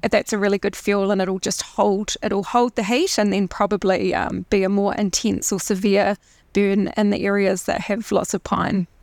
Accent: Christchurch, Canterbury, New Zealand; So I'm from Christchurch. I grew up in Christchurch originally

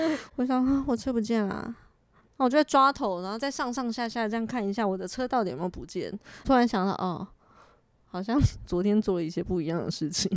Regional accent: Taiwan; moved away; also born or lived in France; 小时候在台湾其实是主修小提琴的啦

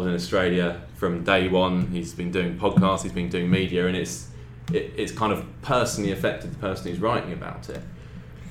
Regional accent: England, United Kingdom; I'm English

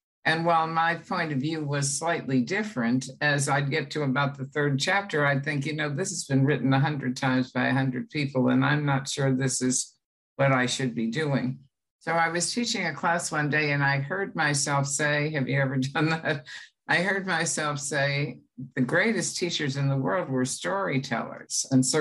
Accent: United States

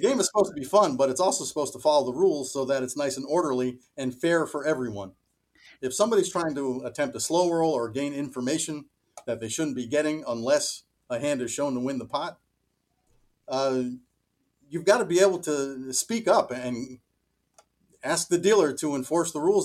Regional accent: Miami Beach, Florida, United States; now in Schenectady, United States; I grew up in Miami Beach

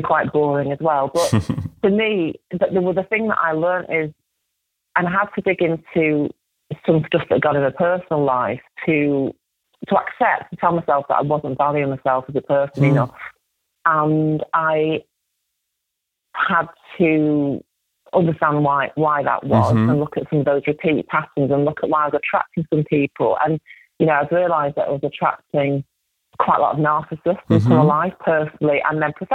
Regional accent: Salford, North West England, United Kingdom; I grew up in Salford in Manchester in the 70s

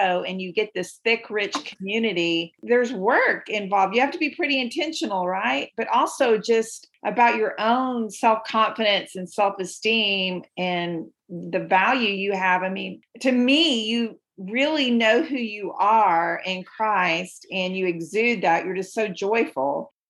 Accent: Dallas, Texas, United States; also born or lived in Paris, Texas; I have lived here in the Dallas area my whole life, literally, except for when I was like born. I was born in Paris, Texas.

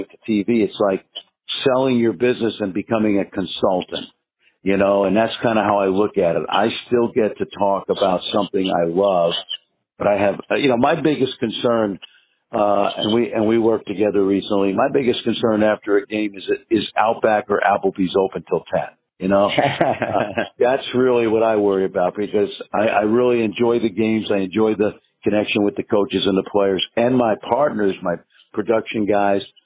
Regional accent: New York City, New York, United States; Growing up in Brooklyn, New York, which has always been a hotbed of basketball

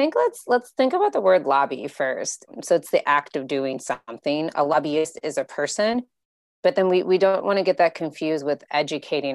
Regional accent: Illinois, United States; I'm from Illinois

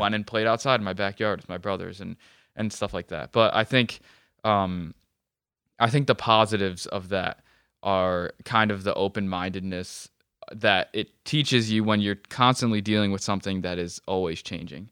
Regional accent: Webster, United States; I grew up in Webster

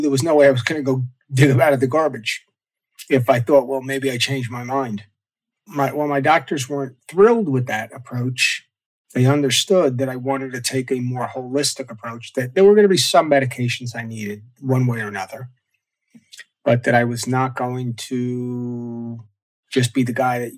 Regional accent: Long Island, New York, United States; also born or lived in Ohio; I grew up on Long Island on the East Coast here

